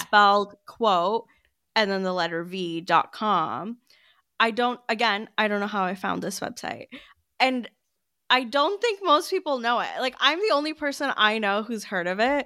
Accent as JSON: {"language": "English", "country": "United States", "said": "I'm American"}